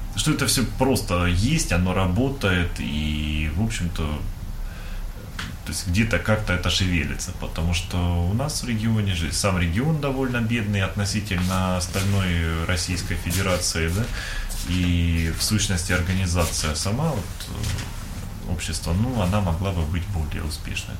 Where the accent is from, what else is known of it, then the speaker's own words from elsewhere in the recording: Donbas, Ukraine; moved away as an adult; also born or lived in Kharkiv, Ukraine; now in Russia; сам я из Донбасса, я учился в Харькове